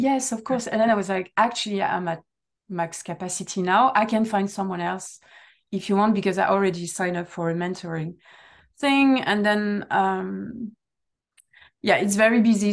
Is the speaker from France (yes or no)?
yes; south of France, France; first language French; English is a second language; moved away as an adult; also born or lived in United Kingdom; now in Netherlands; I'm coming from a sunny place